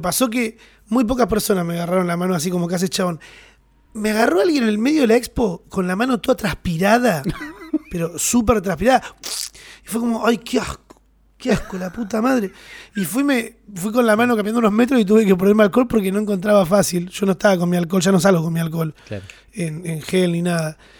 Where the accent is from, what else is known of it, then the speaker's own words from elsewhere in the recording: Argentina; somos argentinos y nos gusta abrazarnos